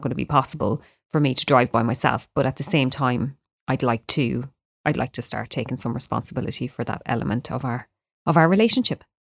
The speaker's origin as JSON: {"language": "English", "country": "Ireland", "also_born_or_lived": "Australia", "said": "me as an Irish person"}